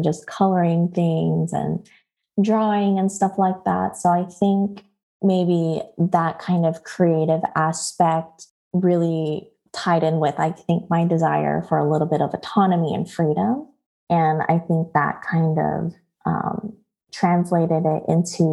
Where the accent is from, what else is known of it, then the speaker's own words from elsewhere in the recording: Los Angeles, California, United States; moved away as an adult; also born or lived in Honolulu, Hawaii / Georgia / San Diego; now in Washington, D.C., United States; from sixth grade on, I have been based in Los Angeles up until about 2019. So basically had most of my primary education or like, you know, the high school and college experience there